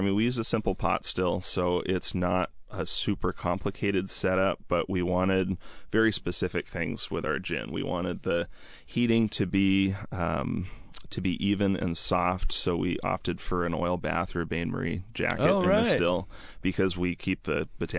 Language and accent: English; Seattle, Washington, United States; I'm from the Seattle area my whole life, and it's always the question I get asked because I am somewhat young. I'm 28